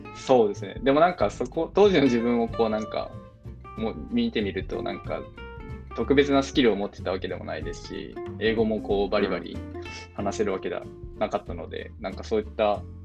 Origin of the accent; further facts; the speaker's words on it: Fukuoka, Japan; moved away as an adult; also born or lived in Tokyo / California, United States; now in Dublin, Ireland; もともと日本で生まれて、大学で東京に出る前までは、えーと、ずっと福岡で育ちました